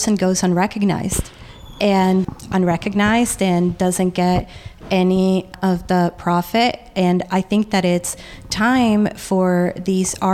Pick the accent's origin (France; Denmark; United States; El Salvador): El Salvador; moved away; When I was growing up in El Salvador